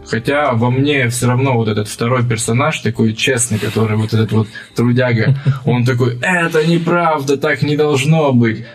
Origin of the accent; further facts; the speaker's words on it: Kurgan, Kurgan Oblast, Russia; я из Кургана